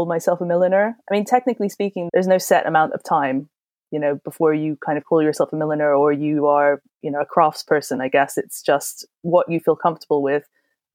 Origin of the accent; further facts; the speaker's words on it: Hong Kong; moved away as an adult; also born or lived in India; now in London, United Kingdom; I was born in Hong Kong, I was raised in Hong Kong and India, and now I'm based in London.